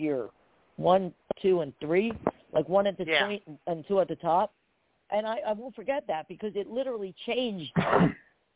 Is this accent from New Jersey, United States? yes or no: yes; Perth Amboy, New Jersey, United States; I grew up in Perth Amboy, you know, next to all the oil refineries